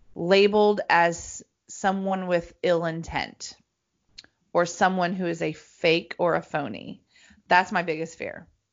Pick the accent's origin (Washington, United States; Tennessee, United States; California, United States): Tennessee, United States; Greenbrier; I'm from Nashville, Tennessee, right? I'm from a little town